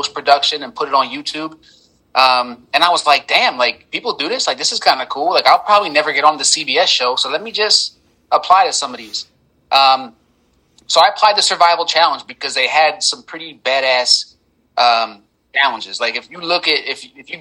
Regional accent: Philadelphia, Pennsylvania, United States; I'm from Philadelphia, Pennsylvania

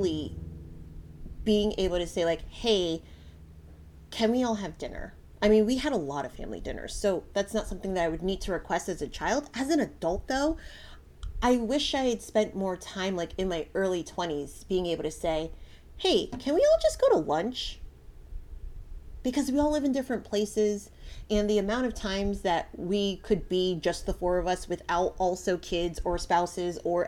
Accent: Connecticut, United States; moved away; So I grew up in Connecticut. Connecticut is my home.

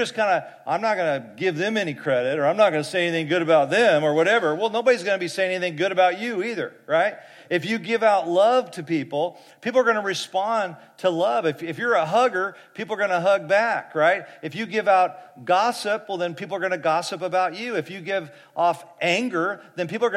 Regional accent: Fresno, California, United States; I grew up in Fresno

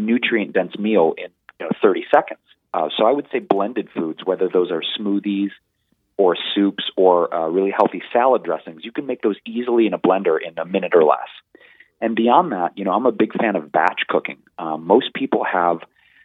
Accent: Detroit, Michigan, United States; In the 90s, growing up in Detroit, Michigan, it was a little hard

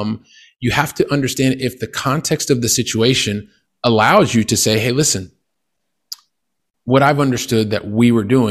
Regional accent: Columbus, Ohio, United States; moved away as an adult; I'm originally from Columbus, Ohio, which is in the Midwest of the United States

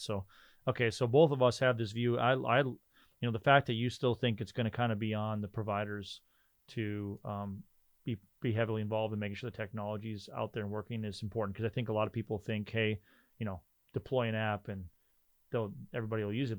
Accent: Rolla, North Dakota, United States; now in Fargo, United States; I grew up in Rolla

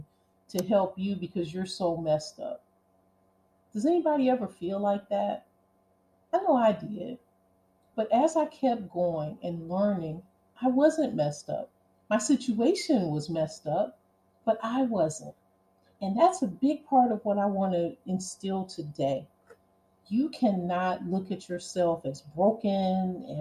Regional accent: Cleveland, Ohio, United States; growing up in Cleveland and being poor

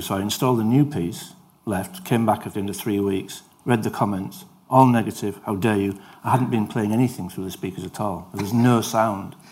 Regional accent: Yorkshire and the Humber, United Kingdom; I'm from Yorkshire

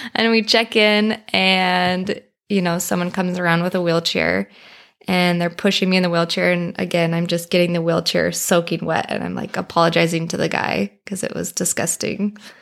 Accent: Colorado, United States; moved away as an adult; now in Arizona, United States; We're originally from Colorado, but we live in Arizona now

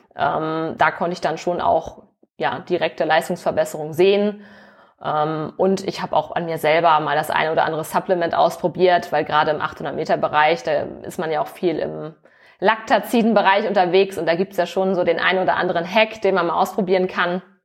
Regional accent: Hamburg, Germany; moved away as an adult; also born or lived in Cologne; Also ich komme tatsächlich auch aus dem hohen Norden. Ich bin auch Hamburgerin

